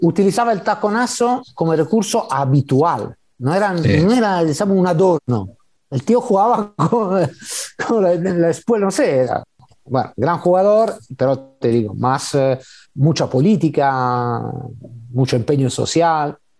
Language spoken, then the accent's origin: Spanish; Italy